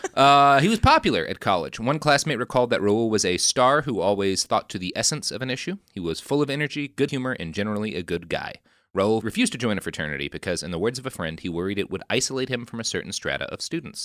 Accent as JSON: {"language": "English", "region": "Texas", "country": "United States", "tie": "born or raised there", "also_born_or_lived": "California / Washington, D.C.", "moved": "yes", "said": "I, I grew up in Texas, and then I moved to California"}